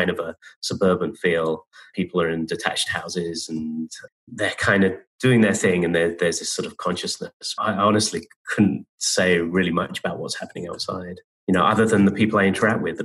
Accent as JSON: {"language": "English", "country": "United Kingdom", "moved": "as an adult", "lives_now": "United States", "said": "I've been in the States for 20 years now. I came in 2000. And being a Brit"}